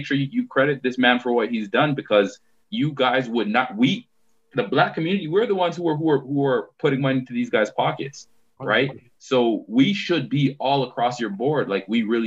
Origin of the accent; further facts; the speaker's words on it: Toronto, Ontario, Canada; we grew up in Galloway